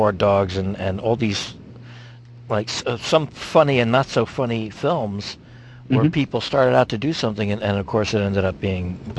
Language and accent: English; Newark, United States; I pretty much spent the whole time in Newark.